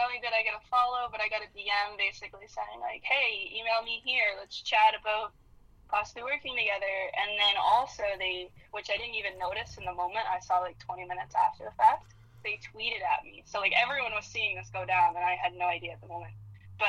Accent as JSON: {"language": "English", "town": "Windsor", "region": "Ontario", "country": "Canada", "said": "I'm from Windsor"}